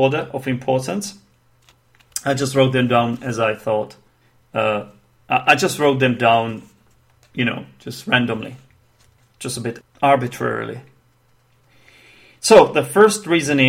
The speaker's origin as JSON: {"language": "English", "country": "Czechia", "first_language": "Czech", "second_language": "English", "said": "my native tongue, actually, which is Czech, because I'm from the Czech Republic, or Czechia, if you will"}